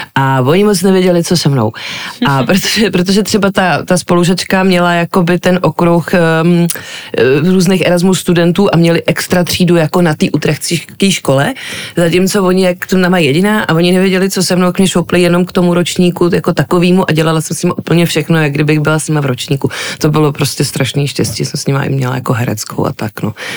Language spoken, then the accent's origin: Czech; Prague, Czechia; jsem vyrůstala prostě v divadelní rodině, e, takže jsem byla pořád v divadle, už od plenek v Žižkovském divadle